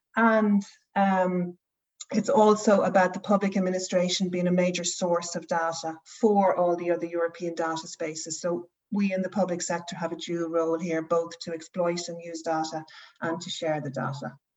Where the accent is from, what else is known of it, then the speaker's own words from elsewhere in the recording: Ireland; moved away as an adult; now in Norway; I'm Irish